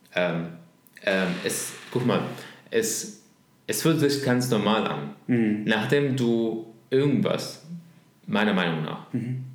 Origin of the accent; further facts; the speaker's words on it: Damascus, Damascus Governorate, Syria; German is a second language; moved away as an adult; now in Berlin, Germany; über Damaskus, ja. wo ich herkomme